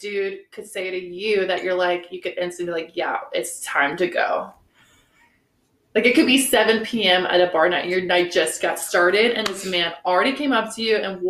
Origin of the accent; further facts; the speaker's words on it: Transylvania, Romania; now in United States; I am from Transylvania, Romania. And yes, that is a real place.